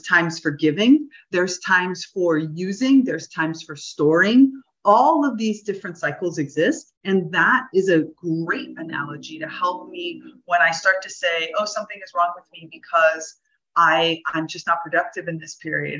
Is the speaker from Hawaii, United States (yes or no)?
no; South Florida, United States; now in Damanhur, Italy; I grew up in South Florida